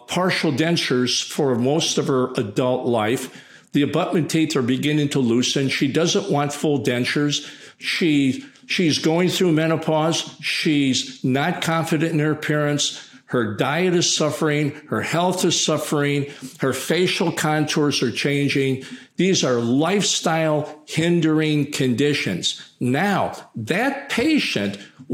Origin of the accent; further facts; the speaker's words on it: United States; I'm American